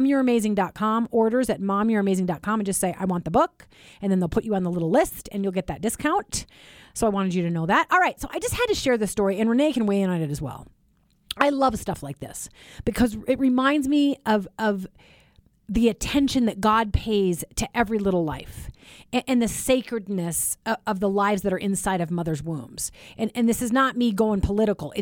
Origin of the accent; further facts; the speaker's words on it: Chicago, Illinois, United States; I was born in Chicago